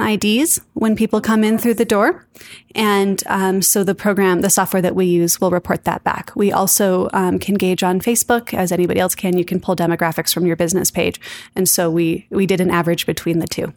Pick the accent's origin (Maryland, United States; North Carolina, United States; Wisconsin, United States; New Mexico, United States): New Mexico, United States; Santa Fe; born and raised in Santa Fe, New Mexico